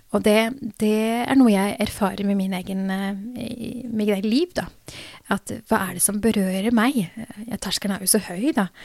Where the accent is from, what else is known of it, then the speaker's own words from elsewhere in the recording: Drammen, Buskerud, Norway; jeg som egentlig har født og oppvokst her i Norge